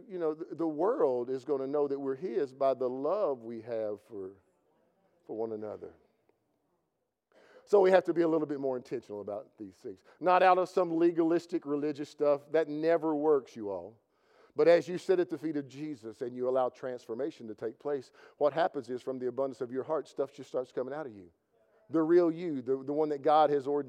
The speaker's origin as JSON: {"language": "English", "region": "Kentucky", "country": "United States", "said": "I'm from Kentucky"}